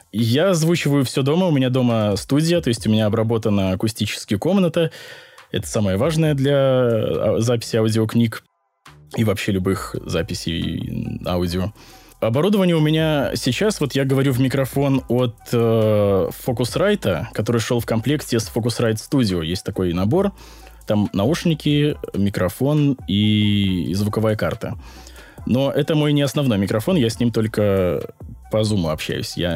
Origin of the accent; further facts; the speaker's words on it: Belarus; я не знаю, продается ли в России, но вот я, я сам из Беларуси, и в Беларуси он не продается.